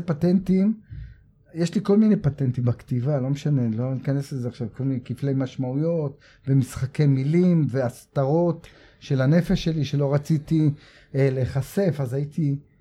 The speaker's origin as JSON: {"language": "Hebrew", "town": "Tel Aviv", "region": "Tel Aviv District", "country": "Israel", "tie": "born or raised there", "said": "גדלתי בדרום תל אביב ועברתי לצפון תל אביב"}